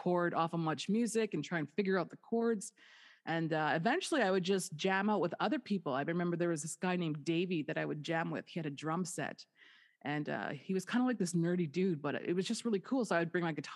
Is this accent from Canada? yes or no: yes; Winnipeg, Manitoba, Canada; moved away as an adult; also born or lived in Dauphin, Manitoba; now in Las Vegas, United States; I'm from the North End